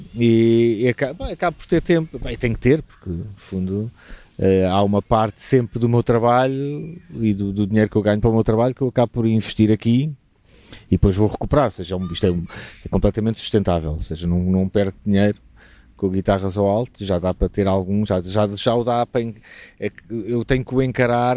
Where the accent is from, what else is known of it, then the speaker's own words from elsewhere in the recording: Lisbon, Portugal; moved away as an adult; also born or lived in Évora; now in Alentejo, Portugal; tenho raízes alentejanas, apesar de ser lisboeta